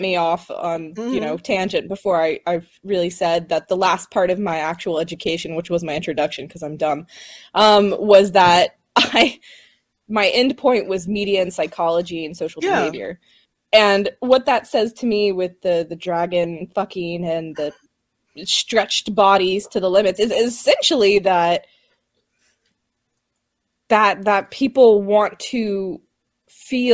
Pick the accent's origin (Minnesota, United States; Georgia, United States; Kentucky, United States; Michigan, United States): Georgia, United States; moved away as an adult; I grew up in Georgia